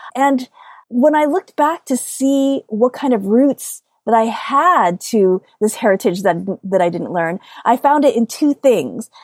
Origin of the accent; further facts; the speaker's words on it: upstate New York, United States; I grew up here in the United States and I grew up in upstate New York, which is very, very different than New York City.